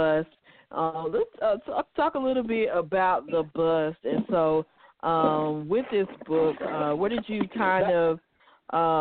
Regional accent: North Carolina, United States; living, growing up in North Carolina

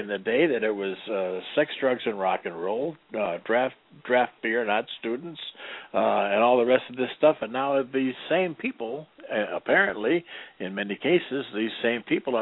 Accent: Detroit, Michigan, United States; moved away; I'm from Detroit

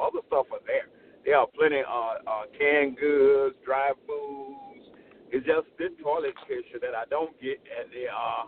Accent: the South, United States; also born or lived in New York City, United States; now in Queens, New York, United States; I'm a New Yorker by birth, and I was raised in the country in the South.

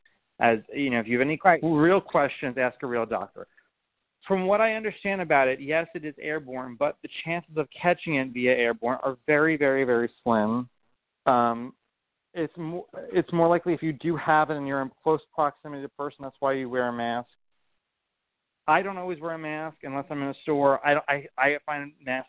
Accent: United States; I'm an American

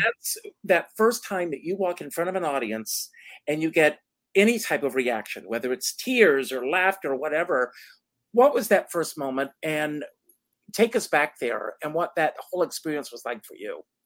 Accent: South Carolina, United States; moved away as an adult; I grew up on a tobacco farm in South Carolina

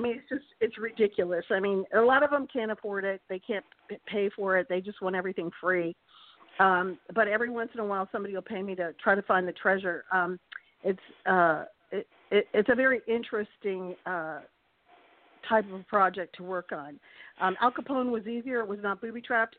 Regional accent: Charlottesville, Virginia, United States; my grandfather was in Charlottesville. I'm from Charlottesville.

